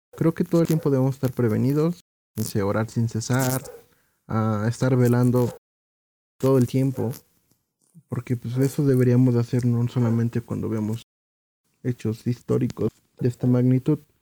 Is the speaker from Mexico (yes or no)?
yes; Mexico; como mexicanos